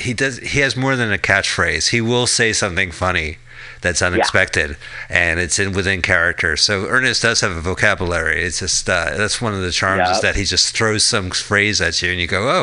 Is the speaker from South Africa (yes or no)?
no; New Jersey, United States